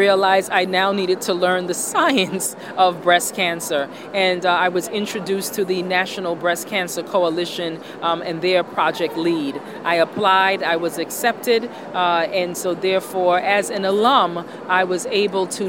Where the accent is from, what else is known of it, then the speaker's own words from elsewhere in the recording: New York City, New York, United States; I'm from New York City